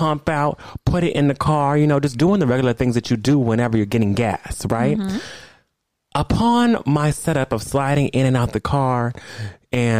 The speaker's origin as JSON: {"language": "English", "town": "Los Angeles", "region": "California", "country": "United States", "said": "I'm from LA."}